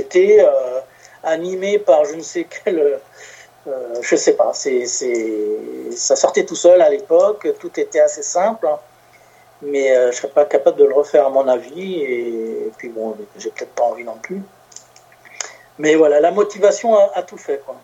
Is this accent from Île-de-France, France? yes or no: yes; Paris, Île-de-France, France; moved away as an adult; also born or lived in Gard; now in between Narbonne and Béziers, France; à la base, je suis parisien